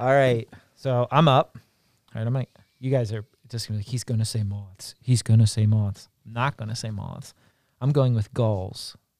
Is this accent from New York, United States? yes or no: no; Maryland, United States; moved away; I'm from Maryland originally